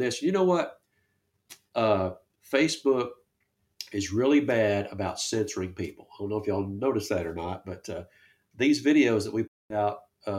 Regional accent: Texarkana, United States; I grew up around Texarkana.

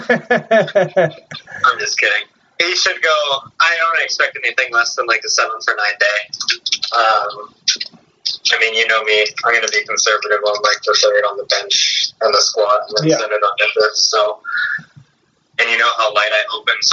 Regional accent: Las Vegas, Nevada, United States; I'm from Vegas.

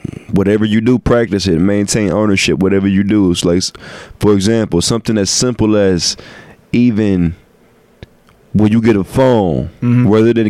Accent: Cleveland, Ohio, United States; I'm from Cleveland, so I'm hollering.

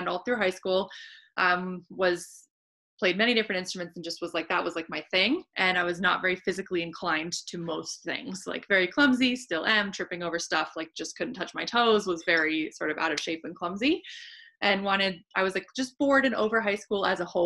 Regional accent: San Diego, California, United States; moved away as an adult; I grew up in San Diego and I had lived in San Diego my whole life

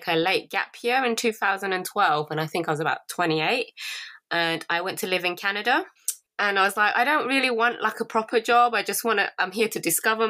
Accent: England, United Kingdom; my parents are from Laos, but I was born in England.

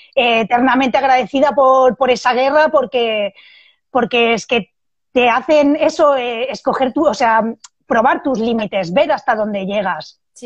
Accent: Barcelona, Catalonia, Spain; moved away as an adult; also born or lived in Madrid; now in Salamanca, Spain; yo soy de Barcelona

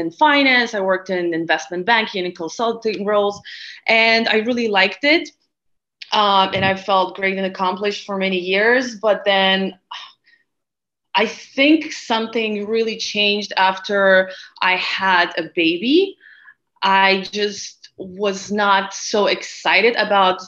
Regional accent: Lithuania; moved away as an adult; also born or lived in Latvia / Barcelona; I was born in Lithuania, which is a small country in North Europe. So I lived there until I graduated high school.

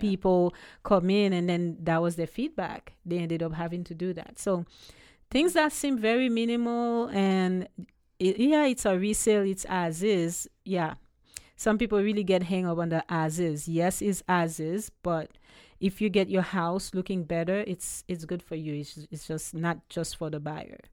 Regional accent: Haiti; accent: Haitian; also born or lived in U.S. Virgin Islands; now in Ocala, United States; I was born in Haiti, born and raised, and then I moved to the U S Virgin Islands years ago.

